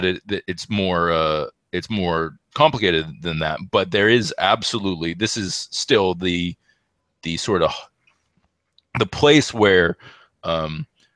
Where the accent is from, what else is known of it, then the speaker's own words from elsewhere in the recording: Canada; had this impression as a Canadian